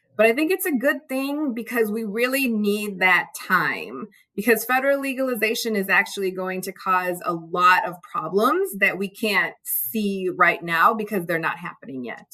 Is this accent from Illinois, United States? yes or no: yes; Chicago, Illinois, United States; I grew up in the Chicago area, um, child of immigrants